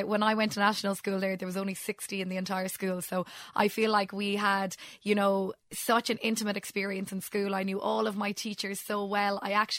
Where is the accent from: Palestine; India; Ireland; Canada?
Ireland; It's a really special, magical gem that we have as Irish people, and a blessing that we have the ability to speak it and learn it in school.